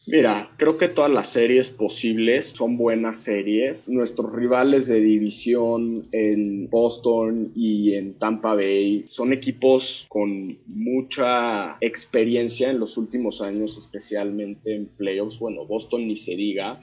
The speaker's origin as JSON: {"language": "Spanish", "country": "Mexico", "tie": "born or raised there", "moved": "as an adult", "lives_now": "Florida, United States"}